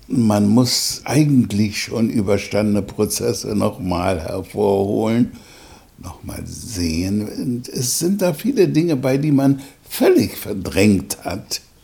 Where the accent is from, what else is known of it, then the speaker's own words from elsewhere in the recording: Germany; das Land meiner Mutter ist meine Heimat